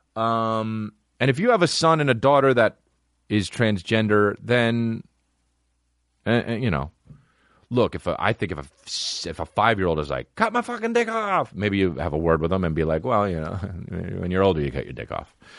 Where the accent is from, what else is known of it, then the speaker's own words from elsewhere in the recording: New Jersey, United States; It's my hometown, New Jersey, my home state, New Jersey